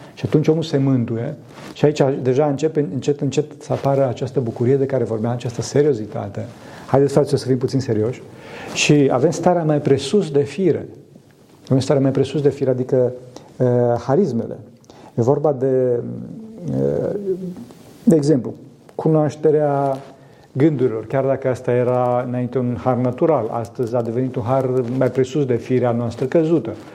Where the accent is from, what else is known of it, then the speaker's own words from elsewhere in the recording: Transylvania, Romania; sunt din Transilvania